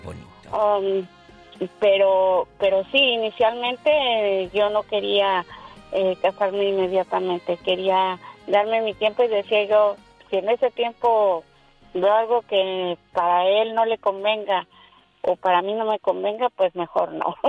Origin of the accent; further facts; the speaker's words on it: Durango, Mexico; nosotros somos de Durango